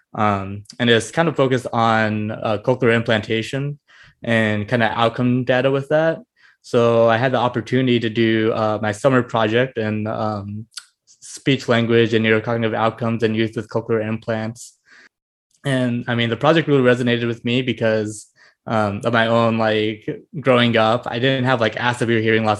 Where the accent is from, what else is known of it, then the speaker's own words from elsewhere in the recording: Fort Wayne, Indiana, United States; also born or lived in Bloomington, Indiana; I grew up in Indiana, kind of most of my life. I grew up in Fort Wayne